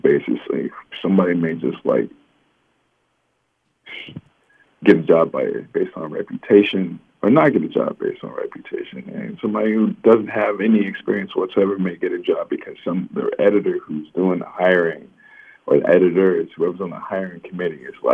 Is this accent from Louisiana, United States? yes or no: yes; Louisiana, United States; also born or lived in Seattle / New Jersey / Raleigh-Durham; now in Boston, United States; We're all from Louisiana